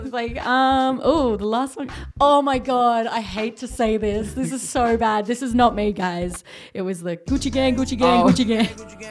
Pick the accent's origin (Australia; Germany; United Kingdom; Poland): Australia; I'm Australian.